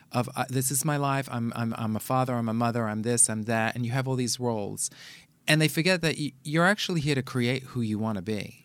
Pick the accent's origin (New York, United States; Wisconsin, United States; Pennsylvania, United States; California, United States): New York, United States; New York City; I grew up in the Bronx